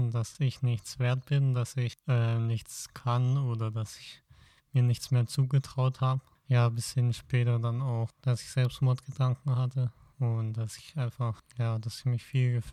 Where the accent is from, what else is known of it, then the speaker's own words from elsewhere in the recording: Backnang, Baden-Württemberg, Germany; Ähm, ich komme eigentlich aus der Nähe von Stuttgart, aus Backnang.